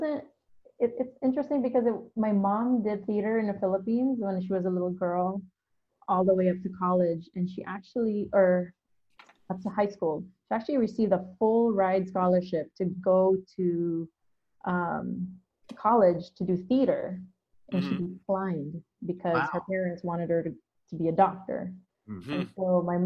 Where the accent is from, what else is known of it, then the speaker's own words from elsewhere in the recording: Hayward, California, United States; I grew up in the East Bay in Hayward.